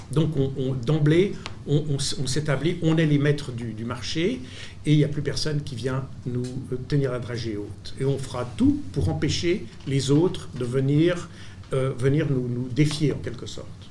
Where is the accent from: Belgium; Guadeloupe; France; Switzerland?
Switzerland; je suis suisse